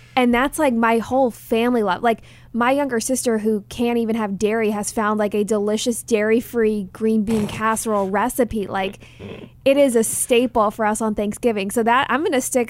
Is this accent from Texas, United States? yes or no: yes; Dallas, Texas, United States; growing up in Dallas